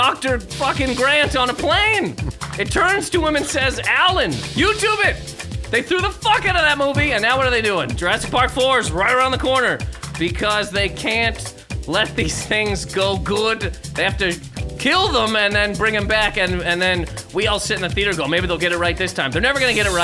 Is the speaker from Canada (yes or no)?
yes; Canada; I'm from Canada.